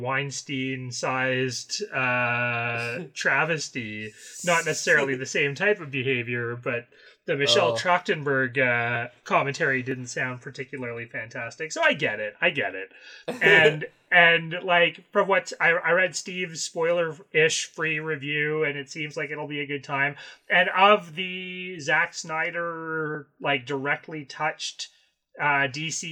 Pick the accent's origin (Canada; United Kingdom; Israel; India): Canada; being a Canadian